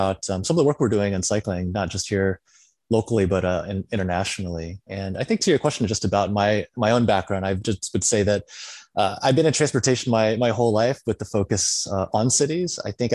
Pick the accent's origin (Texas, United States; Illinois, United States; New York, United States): Illinois, United States; moved away; also born or lived in Berkeley; my hometown in Illinois